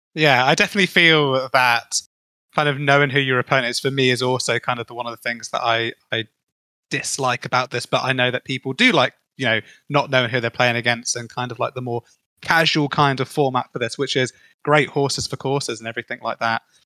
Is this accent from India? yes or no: no; United Kingdom; as a Brit